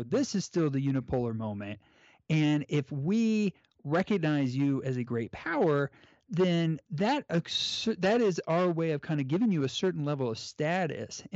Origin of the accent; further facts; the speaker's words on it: United States; I'm an American